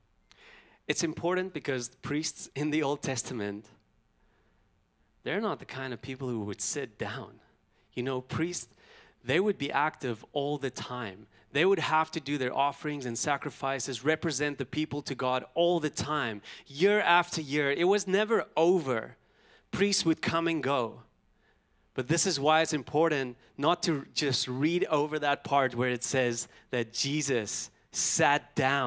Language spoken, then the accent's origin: English; Pretoria, Gauteng, South Africa; as a boy growing up in South Africa, you know, I've had a lot of brothers